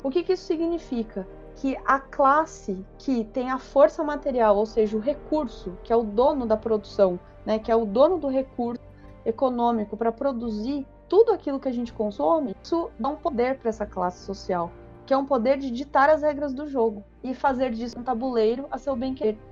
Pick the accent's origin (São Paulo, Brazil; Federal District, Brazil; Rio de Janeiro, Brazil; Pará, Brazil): São Paulo, Brazil; eu, eu sou de São Paulo